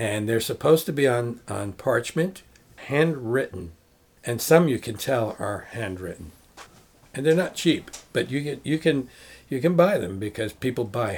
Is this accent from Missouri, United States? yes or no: no; New York, United States; growing up in New York